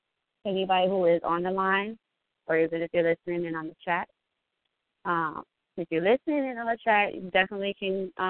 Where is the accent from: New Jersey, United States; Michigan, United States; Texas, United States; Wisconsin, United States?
Wisconsin, United States; Milwaukee; A couple are from my hometown of Milwaukee, Wisconsin